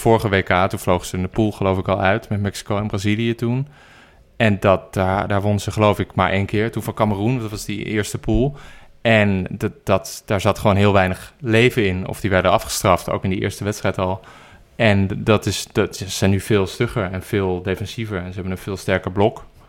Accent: Amsterdam, North Holland, Netherlands; ik ben geboren en getogen in Amsterdam

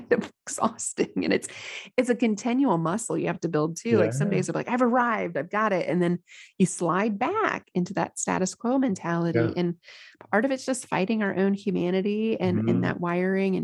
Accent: United States; here as an American

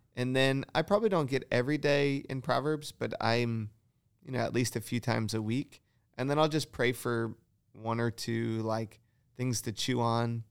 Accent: Michigan, United States; moved away; I grew up in Michigan

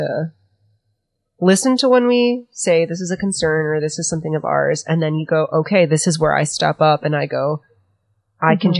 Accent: California, United States; I'm from California

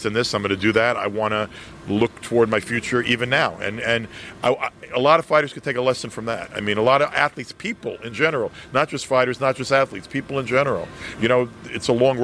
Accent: New York City, New York, United States; I'm from Brooklyn

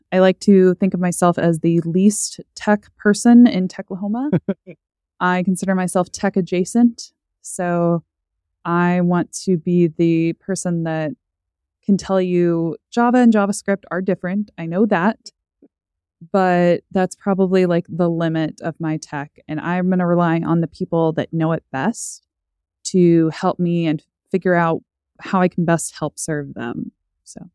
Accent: Owasso, Oklahoma, United States; also born or lived in Stillwater, Oklahoma; now in Tulsa, United States; I grew up in Owasso, so Tulsa County

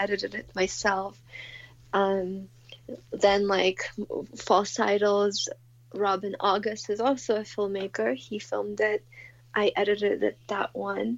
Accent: Moscow, Russia; moved away; I grew up in Moscow

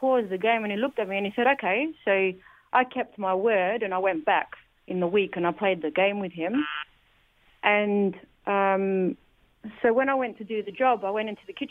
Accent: Adelaide, South Australia, Australia; now in Melbourne, Australia; because I'm originally from Adelaide here in Australia. I live now in Melbourne.

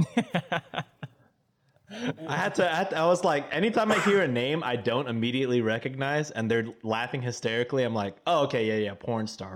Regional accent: Texas, United States; I'm Filipino by skin color only, my guy. I wish I knew more. I wish I was Taga, I had, I knew Tagalog, but Texan, baby

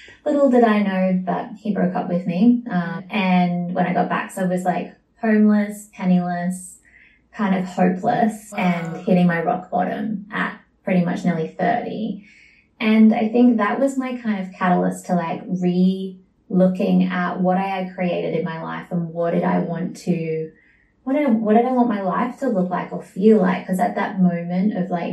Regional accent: Sydney, New South Wales, Australia; moved away as an adult; now in Bali, Indonesia; I was born in Sydney, Australia

